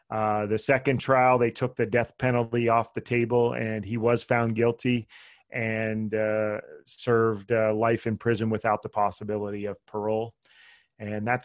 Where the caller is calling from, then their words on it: Las Vegas, Nevada, United States; Las Vegas, Nevada.